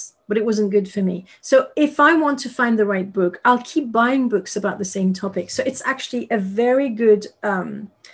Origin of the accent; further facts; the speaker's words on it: Paris, Île-de-France, France; English is a second language; moved away; I was raised in Paris